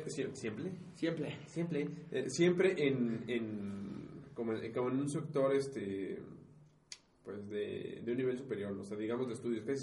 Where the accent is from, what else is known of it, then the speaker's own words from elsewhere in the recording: State of Mexico, Mexico; ¿Y los que somos del Estado de México cómo nos dicen?